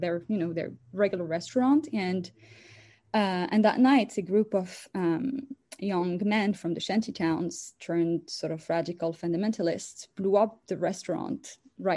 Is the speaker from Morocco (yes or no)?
yes; Casablanca, Casablanca-Settat, Morocco; moved away as an adult; also born or lived in France; now in United States; I was born and raised in Morocco, a country in Northwest Africa